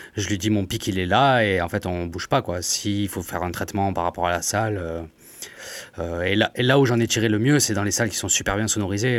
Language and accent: French; Montpellier, Occitania, France; je suis de Montpellier aussi